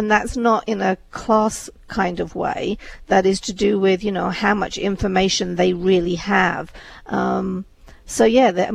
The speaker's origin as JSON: {"language": "English", "region": "England", "country": "United Kingdom", "tie": "born or raised there", "also_born_or_lived": "India", "moved": "as an adult", "lives_now": "United States", "said": "I was born in India, brought up in England"}